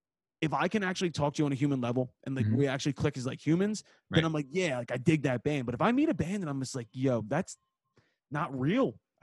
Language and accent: English; Philadelphia, Pennsylvania, United States; I'm from Philly.